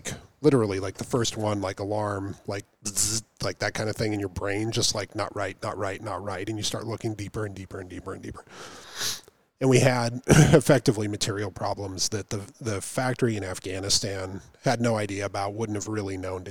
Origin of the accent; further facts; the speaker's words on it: Montana, United States; moved away; So again, I'm raised in Montana.